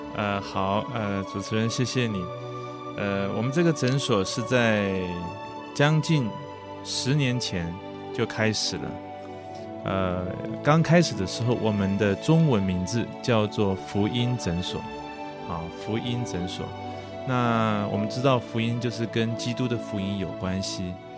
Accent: southern Taiwan, Taiwan; 在我那个年代，在民国四十几年的时候，我在南部的一个乡下长大，啊，我也是别人所谓的，所谓的外，军，军眷的子女啦

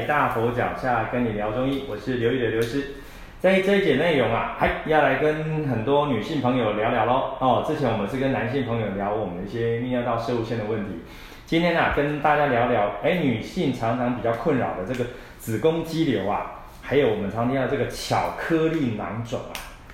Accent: Taiwan; 我们台湾人

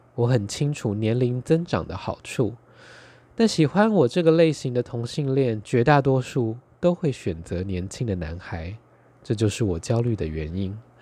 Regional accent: Taitung County, Taiwan; now in Taipei, Taiwan; 我是台东出生，两个人都是乡下人，然后他后来到了东京，我到了台北

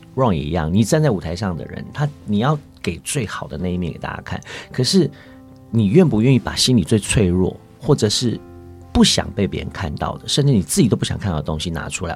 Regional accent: Longtan, Taoyuan, Taiwan; first language Hakka; Chinese is a second language; moved away; 我自己的家乡龙潭

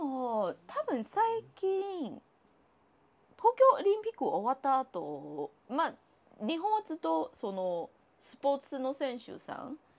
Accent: Taiwan; Japanese is a second language; now in Japan; 私、あの、台湾出身の人間

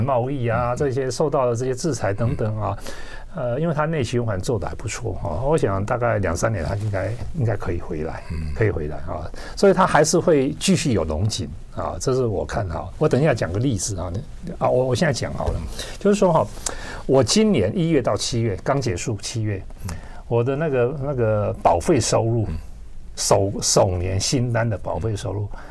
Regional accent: Taiwan; moved away as an adult; also born or lived in mainland China; 我是台湾人嘛

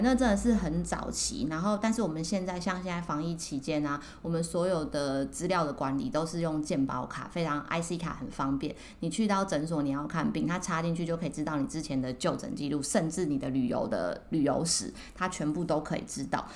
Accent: Taiwan; 我们台湾人

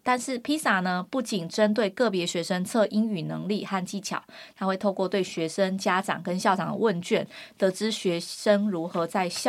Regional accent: Kinmen County, Taiwan; moved away; 我是金门人

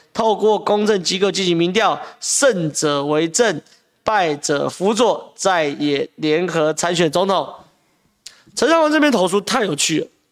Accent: Taiwan; 我们台湾人

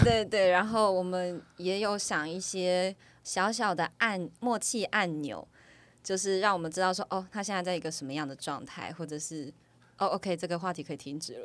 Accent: Taiwan; 我来自台湾

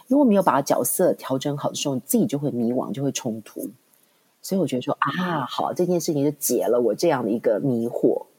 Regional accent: Taiwan; now in Hong Kong; 进入学界，其实我又从台湾搬到香港，所以是一个完全零的开始。

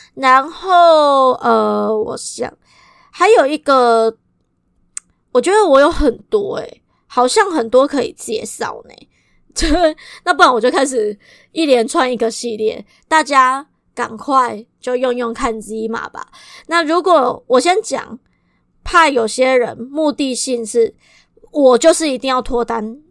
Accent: Kaohsiung, Taiwan; 如果你跟我一样都是高雄人

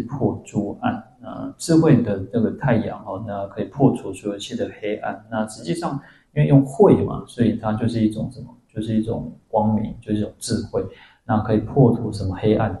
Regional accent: Taiwan; 我们台湾人很善良

